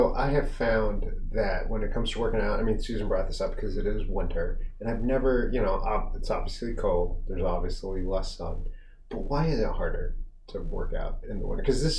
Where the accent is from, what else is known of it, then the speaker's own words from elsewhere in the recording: Las Vegas, Nevada, United States; also born or lived in Minneapolis; now in Rockville, United States; I grew up in Vegas, spent a lot of time with the school in Minneapolis.